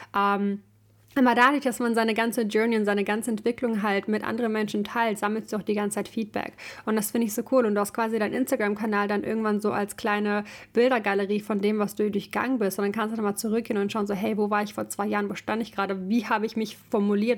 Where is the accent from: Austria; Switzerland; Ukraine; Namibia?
Ukraine; now in Germany; ich komme halt ursprünglich aus der Ukraine